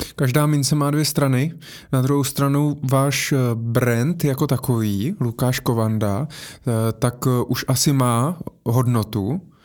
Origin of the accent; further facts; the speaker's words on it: Brno, South Moravian Region, Czechia; já jsem z Brna